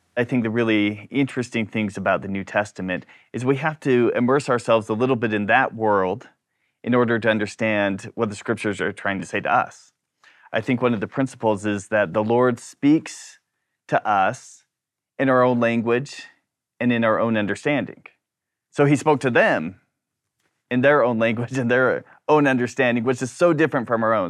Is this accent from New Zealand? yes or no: yes; New Zealand; now in Brisbane, Australia; I was born and raised in New Zealand, but now I live in Brisbane